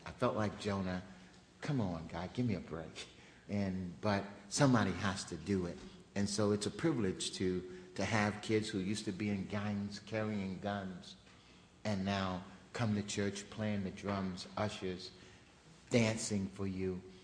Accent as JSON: {"language": "English", "town": "Baltimore", "region": "Maryland", "country": "United States", "tie": "born or raised there", "moved": "yes", "said": "I grew up in Baltimore"}